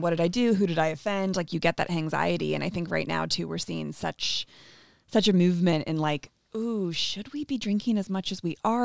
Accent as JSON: {"language": "English", "town": "San Francisco", "region": "California", "country": "United States", "tie": "born or raised there", "said": "I grew up in San Francisco"}